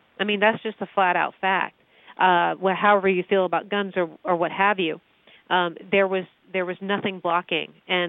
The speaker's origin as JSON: {"language": "English", "region": "Northern Virginia", "country": "United States", "tie": "born or raised there", "said": "I grew up in Northern Virginia"}